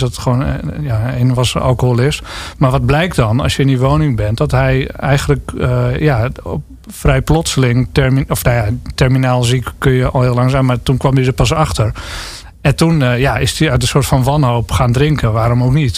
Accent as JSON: {"language": "Dutch", "town": "Lelystad", "region": "Flevoland", "country": "Netherlands", "tie": "born or raised there", "moved": "yes", "said": "ook een stad trouwens. Waar ik dan ben opgegroeid"}